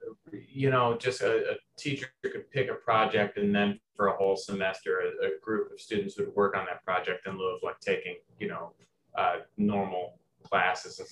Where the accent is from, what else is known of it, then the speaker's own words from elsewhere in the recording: near Louisville, Kentucky, Southern Indiana, United States; basketball was my first language coming from Southern Indiana. I'm from 10 minutes outside of Louisville, Kentucky